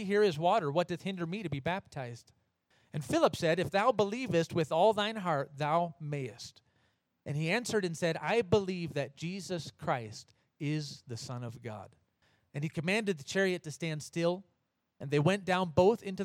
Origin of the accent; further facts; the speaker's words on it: United States; now in Oberfrauendorf, Germany; I'm American